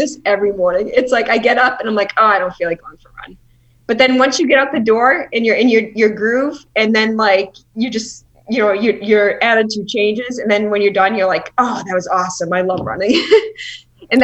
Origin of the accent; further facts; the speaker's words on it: Boston, Massachusetts, United States; I'm from Boston